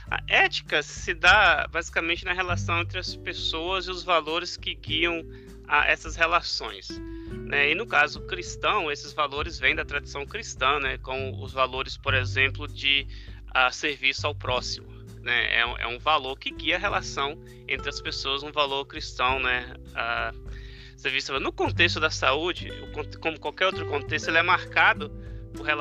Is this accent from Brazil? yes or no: yes; Brazil; moved away as an adult; now in United States; Às vezes quando eu venho do Brasil, eu trago um pouco óleo do piqui para mim. E eu vim parar nos Estados Unidos por questão do doutorado.